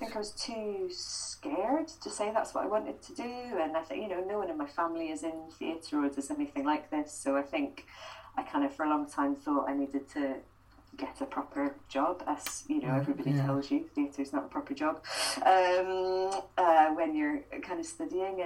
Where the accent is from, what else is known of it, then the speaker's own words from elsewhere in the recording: Edinburgh, Scotland, United Kingdom; I grew up in Edinburgh, so we had the Fringe on our doorstep as well